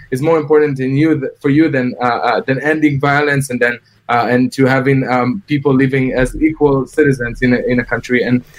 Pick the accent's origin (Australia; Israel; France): Israel; I have only Israeli nationality. My mom can't go back to Iraq. My dad can't go back to Tunisia.